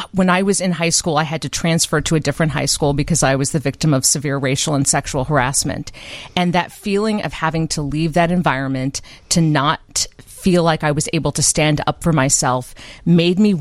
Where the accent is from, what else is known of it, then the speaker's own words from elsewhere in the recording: Urbana, Illinois, United States; I'm from Champaign-Urbana. I was born and raised, and I should specify Urbana